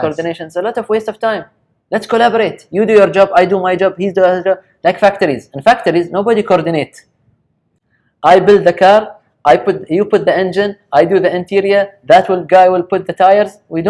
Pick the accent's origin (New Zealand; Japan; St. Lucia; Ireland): Japan; even though I was raised in Japan, we never eat with ate with a chopstick.